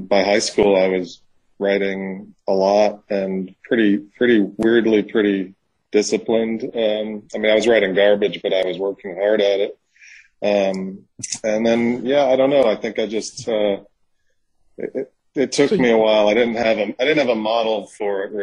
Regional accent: New York, United States; now in Mississippi, United States; I'm from New York. I live in Mississippi

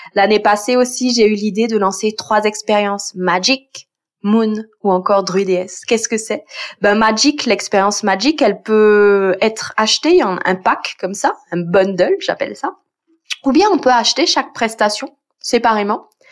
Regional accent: Switzerland; je viens de Suisse

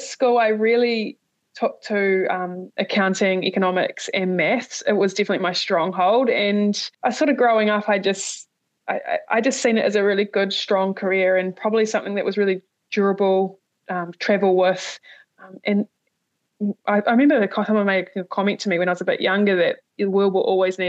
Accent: Ashburton, Canterbury, New Zealand; moved away as an adult; also born or lived in United Kingdom / Canada / Samoa; I'm from Ashburton

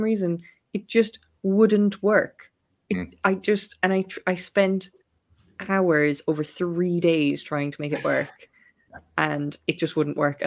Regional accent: West Cork, Munster, Ireland; I'm from West Cork

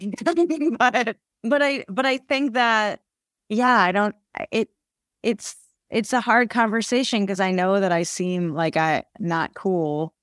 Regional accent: Haddonfield, New Jersey, United States; I grew up in Haddonfield, New Jersey, which is a small town

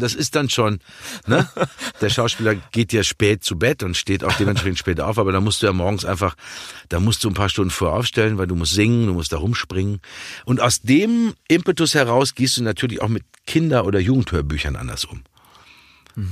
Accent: Dortmund, North Rhine-Westphalia, Germany; als Dortmunder Junge damit aufgewachsen

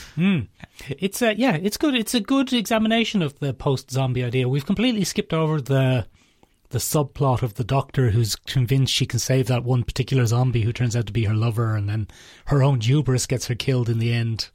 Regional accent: Ireland; We're all Irish

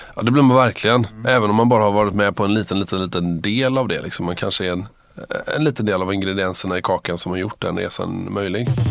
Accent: Gothenburg, Västra Götaland, Sweden; also born or lived in Uppsala; jag var från Göteborg från början

